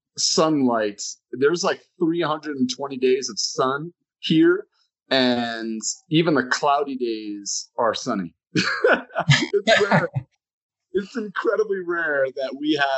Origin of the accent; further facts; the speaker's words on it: Connecticut, United States; moved away; I grew up in Connecticut